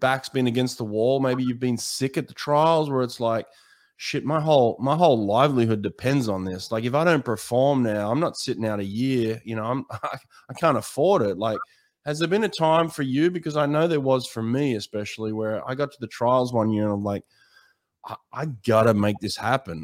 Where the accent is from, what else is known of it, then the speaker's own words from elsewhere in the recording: Australia; I'm an Australian swimmer